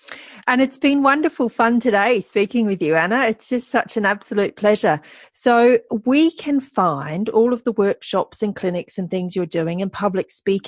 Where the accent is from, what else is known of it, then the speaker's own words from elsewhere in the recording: Australia; I'm Australian. We're not correct in the way we use the English language. We have our own way